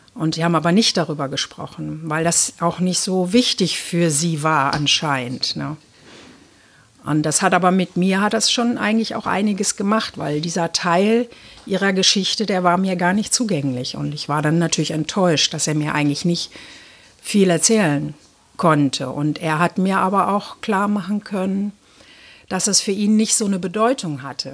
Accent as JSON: {"language": "German", "region": "East Germany", "country": "Germany", "tie": "born or raised there", "said": "ich bin ja in der DDR geboren"}